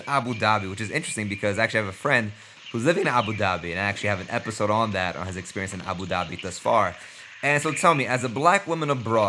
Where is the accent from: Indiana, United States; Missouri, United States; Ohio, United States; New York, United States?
New York, United States; New York City; moved away as an adult; now in Costa Rica; I was born and raised in Brooklyn, yeah. And I moved to Costa Rica.